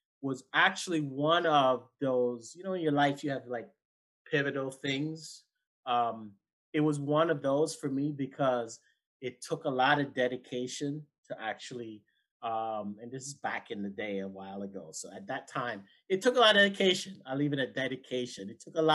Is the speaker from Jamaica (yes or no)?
yes; Jamaica; being Jamaican